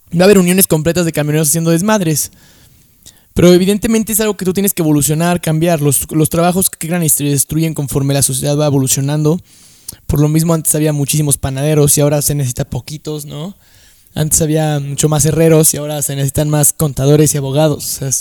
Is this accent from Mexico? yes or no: yes; Mexico; somos un país de, puta madre, güey